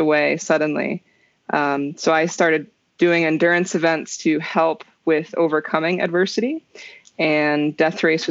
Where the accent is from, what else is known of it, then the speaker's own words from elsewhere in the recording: New Jersey, United States; now in Colorado, United States; So originally I'm from New Jersey.